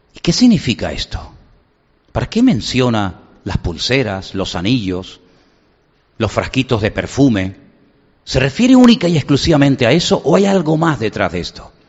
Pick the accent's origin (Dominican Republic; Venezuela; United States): Venezuela; now in Spain; Enseguida me vinieron los recuerdos de mi infancia, cuando yo vivía en Venezuela